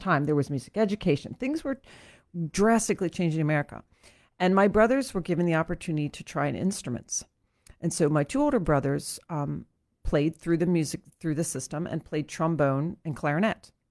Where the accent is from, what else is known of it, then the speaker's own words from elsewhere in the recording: Lancaster, Pennsylvania, United States; I grew up in Saint James Episcopal Church, which is here in Lancaster.